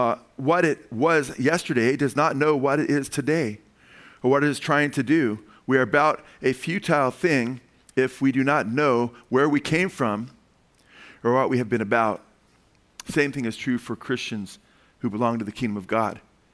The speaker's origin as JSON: {"language": "English", "country": "United States"}